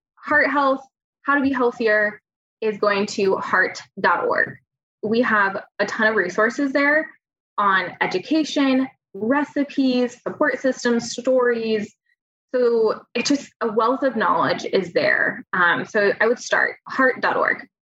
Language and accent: English; California, United States; moved away as an adult; now in Oregon, United States; I grew up in California